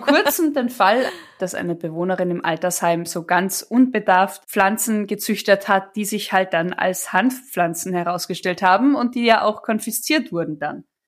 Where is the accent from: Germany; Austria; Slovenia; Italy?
Austria; Villach, Carinthia; ich bin in der Gegend aufgewachsen, Kärnten und gerade Villach